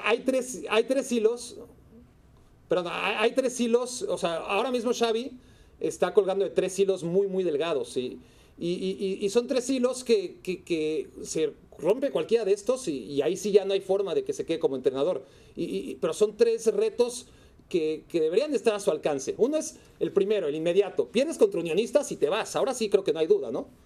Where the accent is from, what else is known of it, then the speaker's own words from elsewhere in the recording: Mexico; Como mexicano